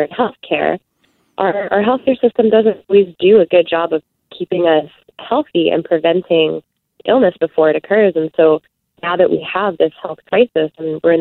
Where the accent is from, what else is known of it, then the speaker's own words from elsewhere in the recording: Manitoba, Canada; I'm from Manitoba